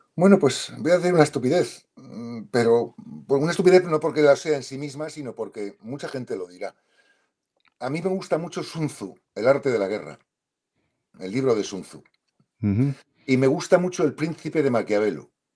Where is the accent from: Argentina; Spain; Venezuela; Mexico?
Spain; En España decimos mucho, usamos la expresión me va la marcha.